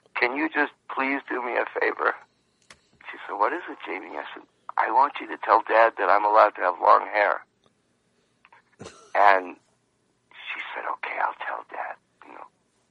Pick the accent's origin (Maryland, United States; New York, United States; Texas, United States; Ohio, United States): New York, United States; West Hempstead; moved away; also born or lived in California; I remember I grew up on Long Island in a town called West Hempstead.